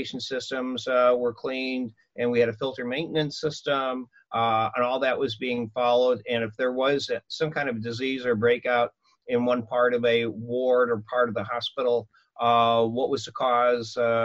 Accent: Illinois, United States; moved away as an adult; now in Anaheim, United States; Illinois, a farm town

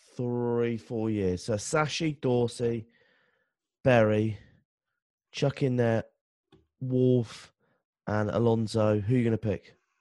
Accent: England, United Kingdom; me being English

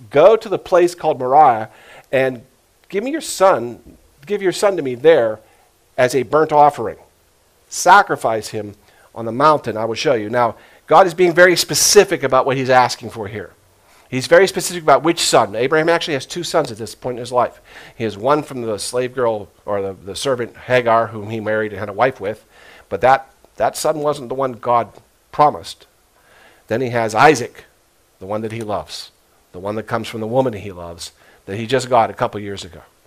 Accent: United States; I was brought up as an American Christian.

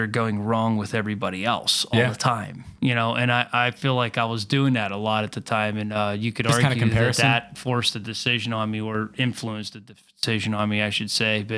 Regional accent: Latrobe, Pennsylvania, United States; I'm from Latrobe

